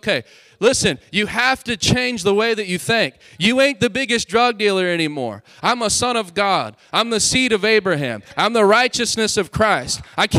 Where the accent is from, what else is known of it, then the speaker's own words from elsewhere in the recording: Hobbs, New Mexico, United States; Anybody ever heard of Hobbs, New Mexico? I'm from there. I'm from Lovington and Hobbs, Lee County.